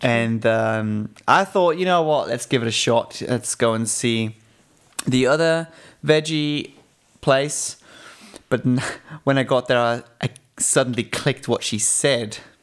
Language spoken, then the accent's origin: English; Switzerland; growing up in Switzerland